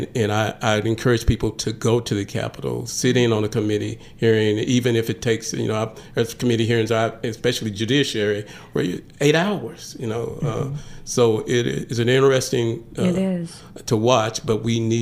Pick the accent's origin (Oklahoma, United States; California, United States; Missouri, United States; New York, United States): Oklahoma, United States; I came from Oklahoma where the judges are not voted on, and so the judges are appointed.